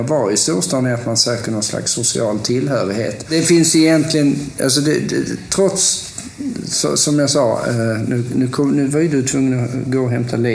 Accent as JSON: {"language": "Swedish", "town": "Lund", "region": "Skåne", "country": "Sweden", "tie": "born or raised there", "also_born_or_lived": "Stockholm / Gothenburg", "said": "jag är ju uppvuxen i, i Lund, eller Lund-Malmö-regionen. Och sen så flyttade jag Eh, till Stockholm och sen flyttade jag från Stockholm till Göteborg."}